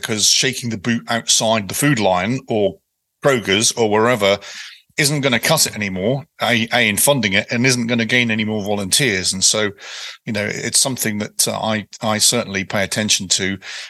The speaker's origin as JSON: {"language": "English", "country": "United Kingdom", "lives_now": "United States", "said": "even though I'm a Brit, I'm a product of Virginia"}